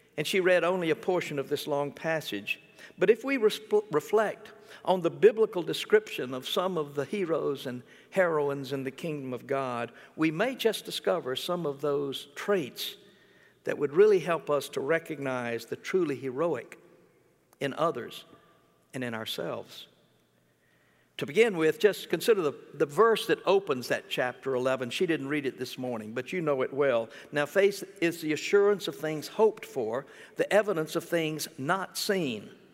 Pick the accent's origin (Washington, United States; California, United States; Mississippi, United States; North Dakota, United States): Mississippi, United States; moved away; when I was growing up in Mississippi